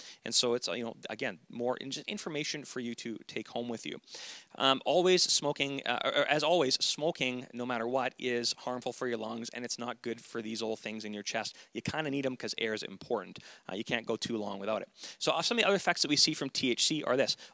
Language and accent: English; the Kootenays, British Columbia, Canada; we're from the Kootenays